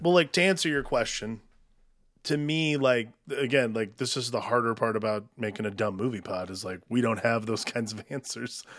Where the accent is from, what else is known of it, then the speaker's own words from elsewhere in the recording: United States; I'm an American. I live in this country. I've never not lived in this country.